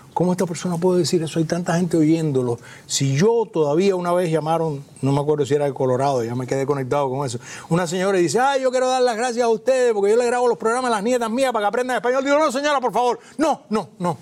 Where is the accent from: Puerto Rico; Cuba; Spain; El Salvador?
Cuba; siendo cubanos todos